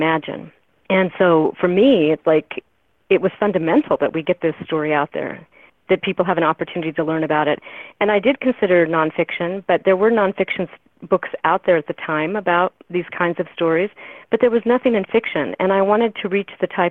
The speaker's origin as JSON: {"language": "English", "town": "Boise", "region": "Idaho", "country": "United States", "tie": "born or raised there", "said": "I was born and raised in Boise, Idaho"}